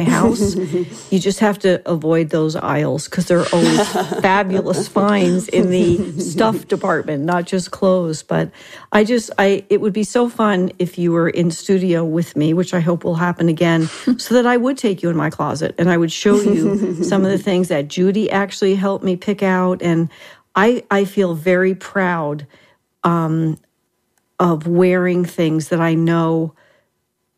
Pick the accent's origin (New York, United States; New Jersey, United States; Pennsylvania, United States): New Jersey, United States; now in Tucson, United States; And I am from Jersey